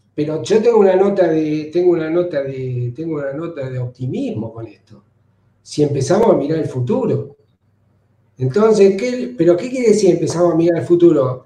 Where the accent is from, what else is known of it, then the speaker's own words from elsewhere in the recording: Argentina; todos somos argentinos